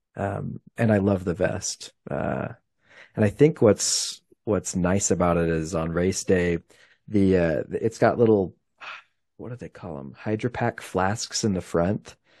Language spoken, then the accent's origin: English; Utah, United States; I'm from Utah